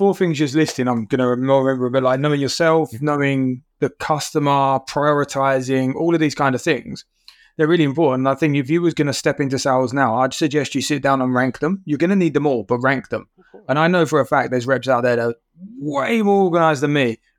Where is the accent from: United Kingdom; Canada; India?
United Kingdom; Being a British guy, you go into small companies around here, then you go global.